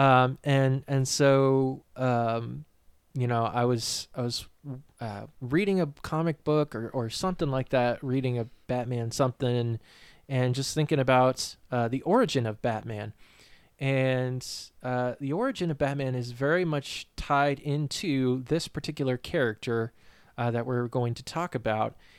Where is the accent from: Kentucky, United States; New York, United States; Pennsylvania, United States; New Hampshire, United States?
New Hampshire, United States; moved away as an adult; now in Virginia, United States; I'm from New Hampshire, uh, born and raised there